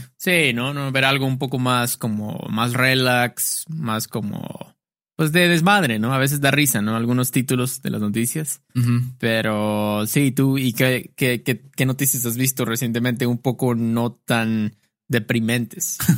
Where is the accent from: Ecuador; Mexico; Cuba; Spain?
Mexico; Veracruz; now in Xalapa, Mexico; a mí me decían el jarocho aquí, en Jalapa. Varias personas me dicen, ah, el jarocho, porque soy del puerto de Veracruz